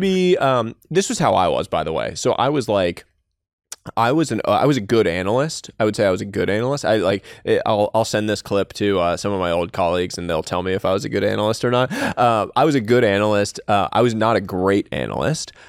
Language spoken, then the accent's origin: English; Northeast, United States; I was from the Northeast and came from this, like, multicultural household.